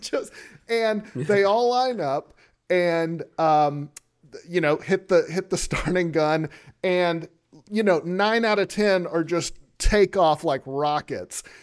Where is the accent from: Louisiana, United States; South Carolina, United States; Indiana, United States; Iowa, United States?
Louisiana, United States; moved away; I'm from Lu, from the Louisiana area